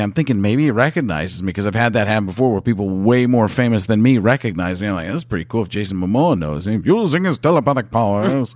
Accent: Midwest, United States; I grew up in the Midwest

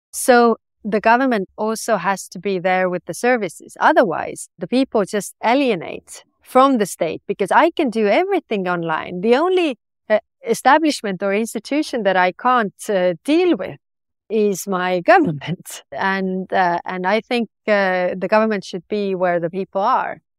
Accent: Estonia; I was born on the Soviet oc-, oc-, occupation

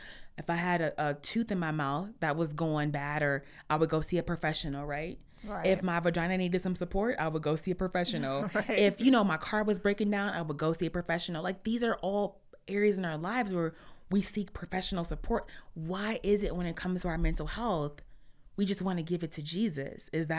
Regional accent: Detroit, Michigan, United States; We're from Detroit. We're from inside Detroit, right? Mm-hmm. The real Detroit.

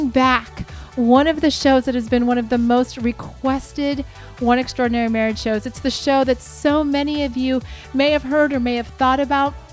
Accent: Texas, United States; yes, I am from Texas

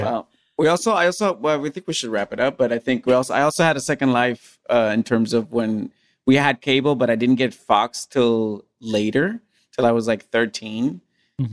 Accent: Puerto Rico; English is a second language; the anime that I grew up watching in Puerto Rico

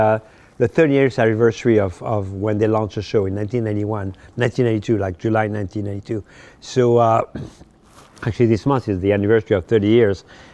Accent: Paris, Île-de-France, France; I told him a story that when I grew up in Paris, mm-hmm. I had a poster of him in my room.

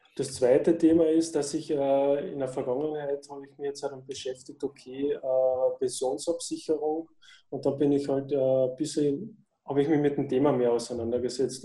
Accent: Austria; ich komme aus Österreich

